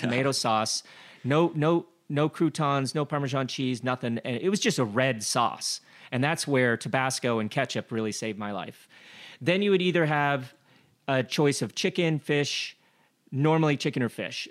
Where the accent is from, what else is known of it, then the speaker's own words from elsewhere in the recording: Glenwood Springs, Colorado, United States; I grew up in Glenwood Springs, Colorado